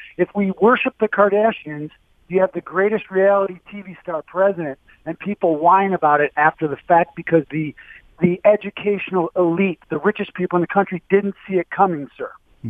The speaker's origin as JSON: {"language": "English", "town": "Dearborn", "region": "Michigan", "country": "United States", "tie": "born or raised there", "said": "I'm an Albion College graduate and a former school teacher in the state of Michigan. I was born in Dearborn, Michigan."}